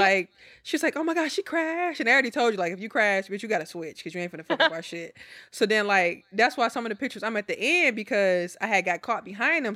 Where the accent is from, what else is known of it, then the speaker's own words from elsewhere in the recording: Milwaukee, Wisconsin, United States; now in Houston, United States; I'm from Milwaukee, but I live in Houston